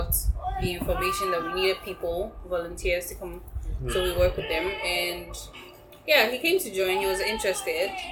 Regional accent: Ghana; I am a Ghanaian Ewe woman

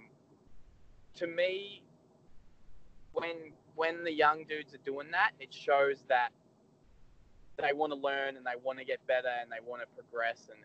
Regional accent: Melbourne, Victoria, Australia; I'm from Melbourne

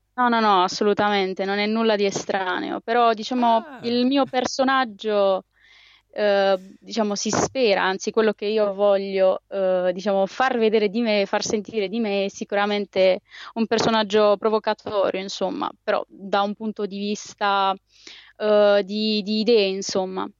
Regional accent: Molfetta, Apulia, Italy; io sono di Molfetta

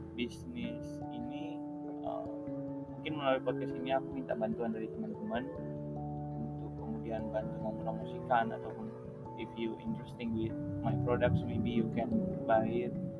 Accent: Semarang, Central Java, Indonesia; aku asalnya dari Semarang

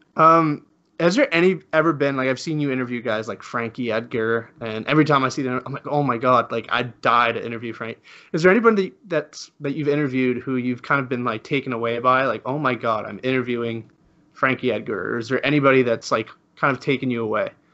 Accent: Spain; I'm from Spain

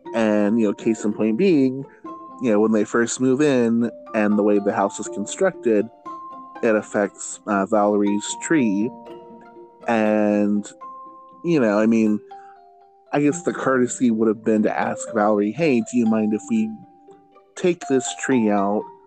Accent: Fresno, California, United States; my hometown of Fresno, California

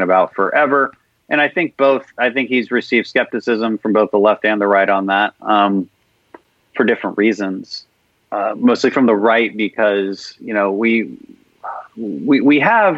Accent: Houston, Texas, United States; I'm from Houston, so our oil and gas industry is in a big, big dire straits right now

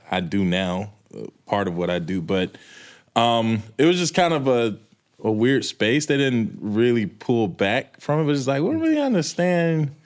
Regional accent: Manchester, Georgia, United States; moved away as an adult; also born or lived in the South / New York; I'm from Manchester

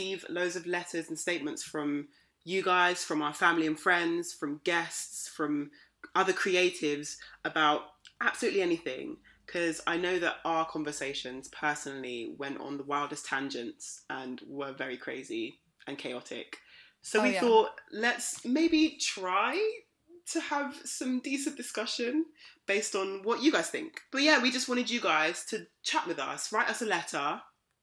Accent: London, United Kingdom; I'm from London, but originally I'm a Nigerian woman

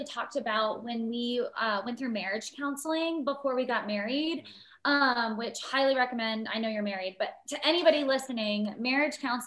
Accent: Lawrenceville, Georgia, United States; also born or lived in South Carolina; I'm from the Lawrenceville area in Georgia.

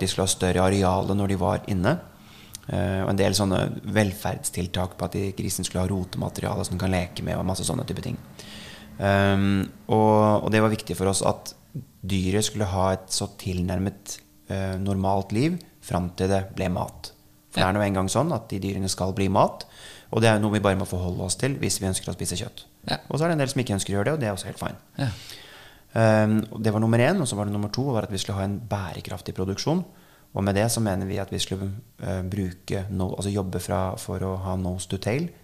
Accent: Norway; vi nordmenn

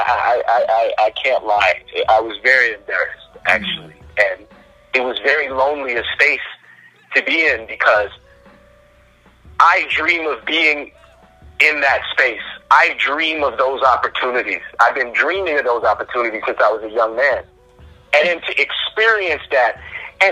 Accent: Canada; accent: Canadian; my Canadian accent would crack a bit

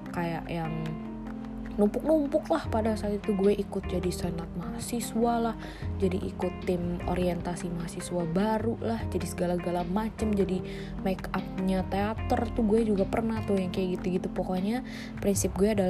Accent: Bandar Lampung, Lampung, Indonesia; at least gue dari Bandar Lampung gue uh, sampai SMA di Bandar Lampung gue kuliah di Universitas Multimedia Nusantara

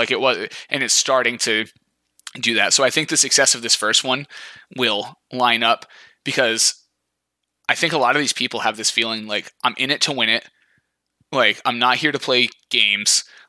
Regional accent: United States; it's tough being an American F1 fan.

